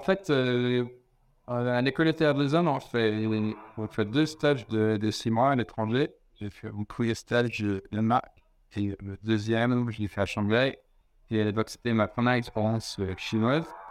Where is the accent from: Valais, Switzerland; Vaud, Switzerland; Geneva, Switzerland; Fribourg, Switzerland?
Vaud, Switzerland; Lausanne; je suis né en Suisse, à Lausanne, il y a 36 ans